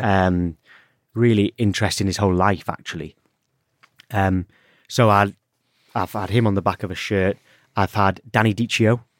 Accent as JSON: {"language": "English", "town": "Alnwick", "region": "North East England", "country": "United Kingdom", "tie": "born or raised there", "moved": "yes", "said": "I'm from Anik. So North Northumberland is where I'm from"}